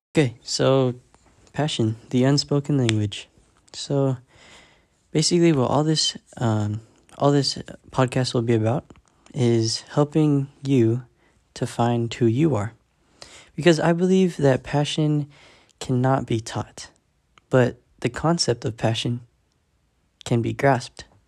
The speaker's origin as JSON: {"language": "English", "town": "San Diego", "region": "California", "country": "United States", "said": "I'm fourteen years old, and I am from San Diego, California, the six one nine"}